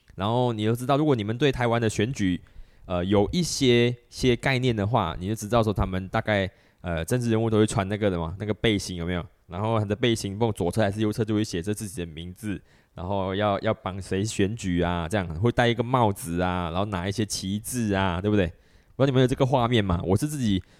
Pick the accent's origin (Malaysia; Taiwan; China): Malaysia; 我们马来西亚这边